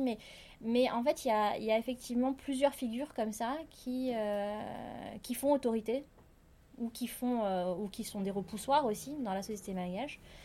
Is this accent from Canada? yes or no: no; Madagascar; en tant que malgache